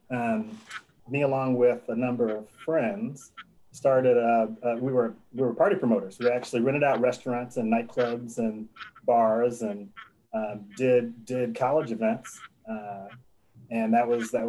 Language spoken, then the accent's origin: English; Oak Park, Illinois, United States; moved away; in a, a, town just outside of Chicago called Oak Park.